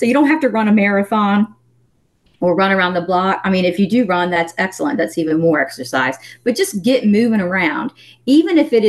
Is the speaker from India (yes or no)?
no; the South, United States; I'm from the South